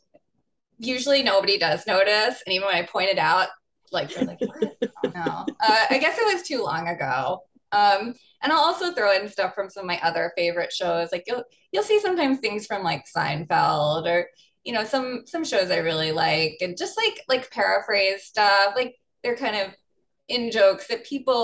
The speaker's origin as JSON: {"language": "English", "region": "New York", "country": "United States", "said": "I'm from New York"}